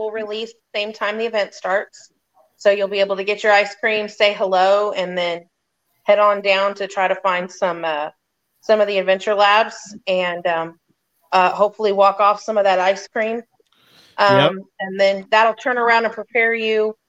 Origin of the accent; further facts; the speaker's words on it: Texas, United States; I'm from Texas.